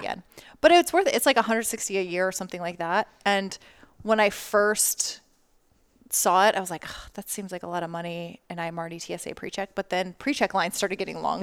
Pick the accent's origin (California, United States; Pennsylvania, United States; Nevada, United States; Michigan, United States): Nevada, United States; Las Vegas; I grew up in Las Vegas, not like New York where they have subway.